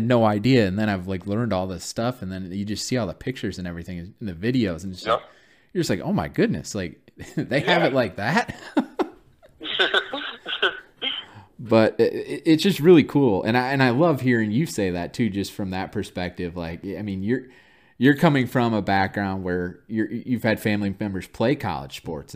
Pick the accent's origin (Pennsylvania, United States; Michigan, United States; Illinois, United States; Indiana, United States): Michigan, United States; I grew up in Michigan